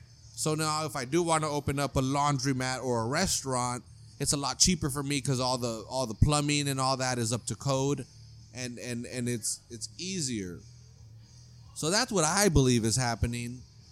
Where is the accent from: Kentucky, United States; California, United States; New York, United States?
California, United States; I grew up in California.